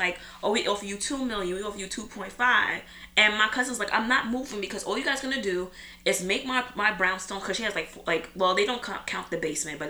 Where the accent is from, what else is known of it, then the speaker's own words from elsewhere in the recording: New York City, New York, United States; as a New Yorker that's born and raised here